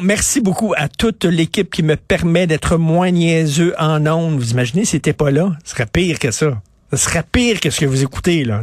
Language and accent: French; Montreal, Quebec, Canada; moved away; Je viens de Verdun. J'y vais régulièrement voir ma mère, ma sœur qui habite à Verdun